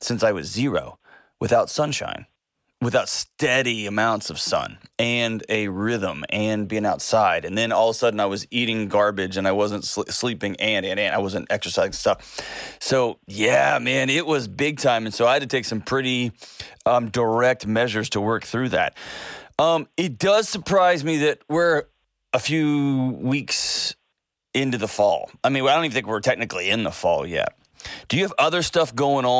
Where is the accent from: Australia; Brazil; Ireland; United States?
United States; West Texas; moved away as an adult; now in Nashville, United States; growing up in Texas